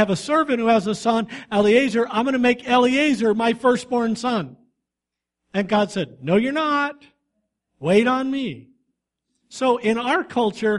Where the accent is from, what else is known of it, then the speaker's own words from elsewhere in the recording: Tucson, Arizona, United States; now in Casa Grande, United States; I was born in Tucson, not all that far away, at Davis-Monthan Air Force Base Hospital.